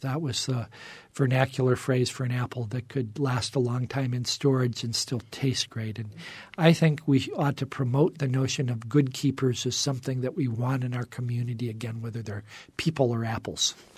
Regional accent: Indiana Dunes, United States; now in Arizona, United States; I grew up in the Indiana dunes

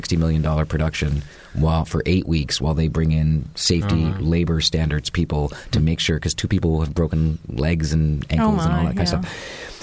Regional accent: Canada; moved away; I'm a Canadian

